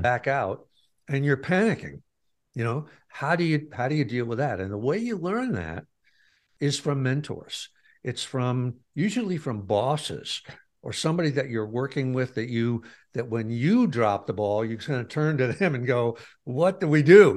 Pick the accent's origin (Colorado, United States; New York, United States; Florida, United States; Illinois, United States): New York, United States; Pleasantville; moved away; The town I g, I grew up in was Pleasantville